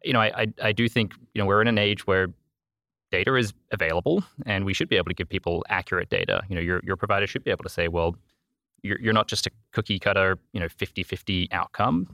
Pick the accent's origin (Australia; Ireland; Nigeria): Australia; accent: Australian; moved away as an adult; also born or lived in Northern Virginia / Vermont; now in Miami, United States; I'm originally Australian, if you pick up an accent, that's where I'm from.